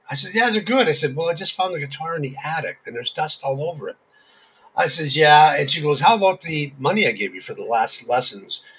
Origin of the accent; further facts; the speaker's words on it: Hamilton, Ontario, Canada; Yes, I was born in Hamilton.